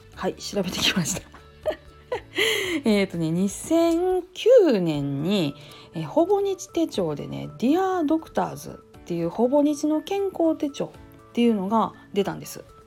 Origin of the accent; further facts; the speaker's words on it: Kansai, Japan; accent: Kansai-ben; 関西弁でなんやかんや思ったことをかい、えー、ゆういちらかす感じでやっております